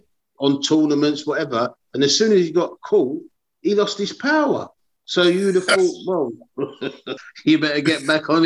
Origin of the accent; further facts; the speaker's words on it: London, United Kingdom; I'm from South London.